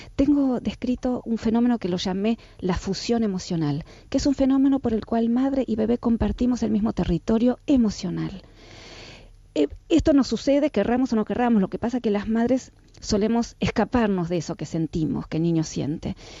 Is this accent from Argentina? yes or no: yes; Argentina; soy argentina, por supuesto en Argentina todos eh, hacemos terapias, a mí mis papás me mandaron a los 13 años a hacer psicoanálisis